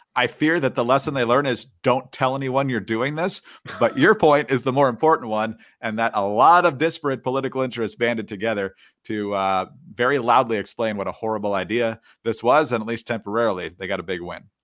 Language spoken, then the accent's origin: English; Michigan, United States; growing up in Michigan, most of my life